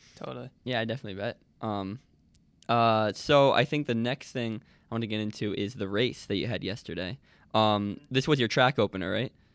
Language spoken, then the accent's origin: English; Nyack, New York, United States; I'm from Nyack, which is about, uh, I'd say forty minutes, um, north of the city